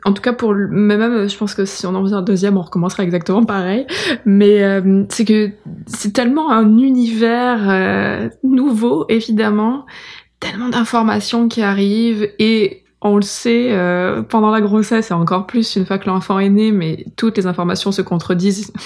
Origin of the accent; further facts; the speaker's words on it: France; now in Montreal, Canada; je suis blanche, euh, je viens de France